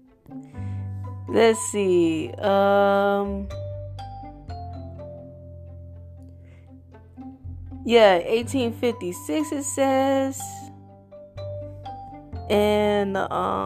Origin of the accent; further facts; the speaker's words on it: United States; also born or lived in Florida, United States; now in Texas, United States; I was raised in Florida in Texas, and I live in Texas now